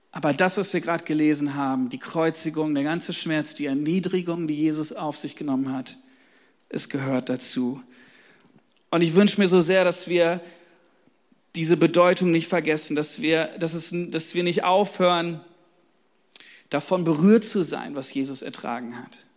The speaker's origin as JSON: {"language": "German", "town": "Hanover", "region": "Lower Saxony", "country": "Germany", "said": "ich komme aus Hannover, da haben wir nur Faschingsmontag irgendwie und so, das ist gar nicht so groß wie hier im Rheinland."}